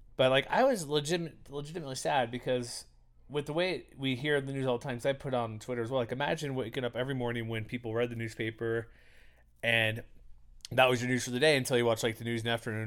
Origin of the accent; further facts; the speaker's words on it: Houston, Texas, United States; I grew up in Houston, Texas.